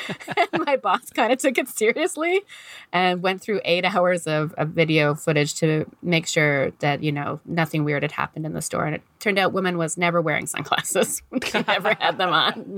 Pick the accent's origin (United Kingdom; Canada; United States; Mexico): Canada; accent: thick Canadian; I'm a Canadian. I probably can tell from my very thick Canadian accent